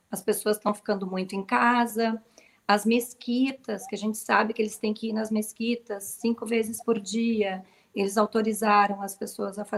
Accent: Rio Grande do Sul, Brazil; now in Qatar; Sim, não dá para notar, né?

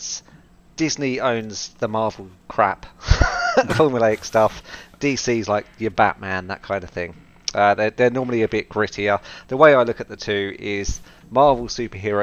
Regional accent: United Kingdom; my home country of the UK

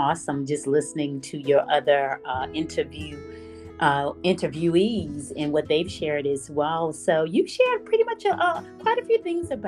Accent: Mississippi, United States; moved away as an adult; now in Northern Virginia, United States; I'm originally from Mississippi, and I've lived here 25 years

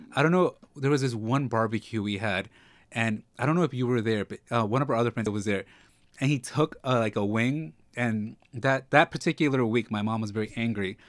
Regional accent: New York, United States; also born or lived in Mexico (ancestry); I'm from New York, but I'm Mexican

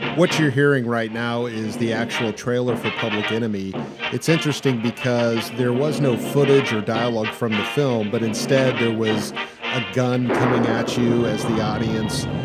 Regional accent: Kansas City, United States; I grew up here in Kansas City all my life

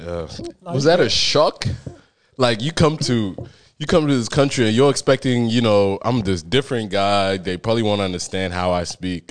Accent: Australia; I'm Australian, but I was imported to come help the team.

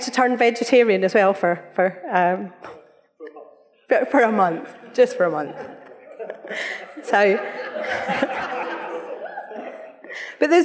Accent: Scotland, United Kingdom; we're Scottish

